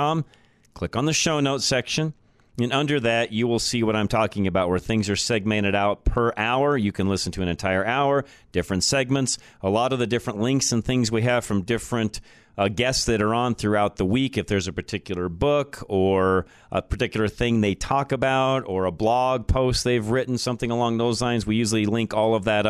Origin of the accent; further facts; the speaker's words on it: Colorado, United States; I've been in Colorado 58 years. I've watched it even here in my home state